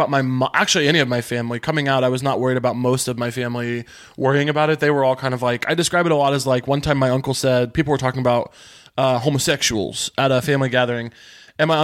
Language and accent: English; rural Missouri, United States; I grew up in very rural Missouri around a bunch of extremely religious white evangelicals